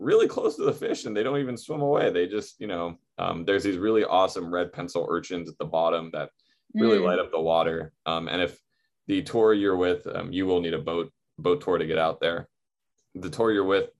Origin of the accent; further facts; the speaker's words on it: North Shore, Oahu, Hawaii, United States; growing up on the North Shore